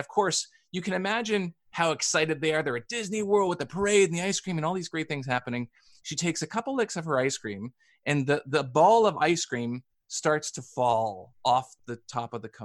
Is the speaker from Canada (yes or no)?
yes; Canada; I'm Canadian and I grew up playing hockey